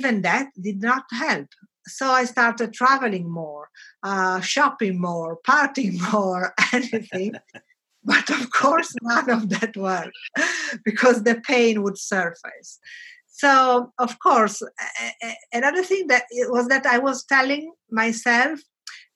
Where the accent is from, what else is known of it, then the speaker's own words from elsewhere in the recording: Bologna, Emilia-Romagna, Italy; moved away as an adult; also born or lived in Milan / Africa; My hometown is Bologna